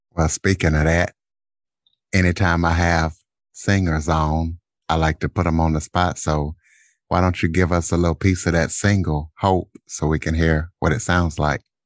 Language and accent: English; Louisiana, United States; I'm from Louisiana as well, not New Orleans